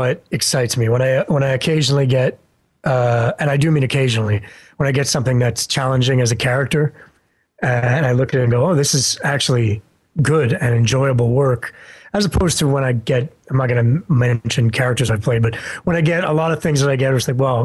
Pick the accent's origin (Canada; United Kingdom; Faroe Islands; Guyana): Canada